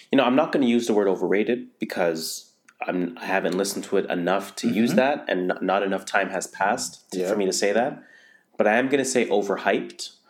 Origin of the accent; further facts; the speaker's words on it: Toronto, Ontario, Canada; I grew up in North